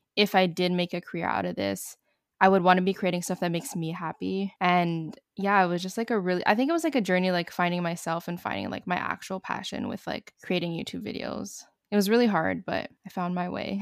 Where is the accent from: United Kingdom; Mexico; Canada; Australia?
Canada; Montreal, Quebec; I'm from Montreal, Canada